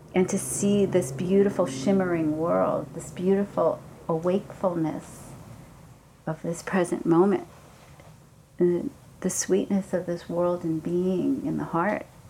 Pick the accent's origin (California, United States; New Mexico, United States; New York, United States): New York, United States; New York City; I'm from Brooklyn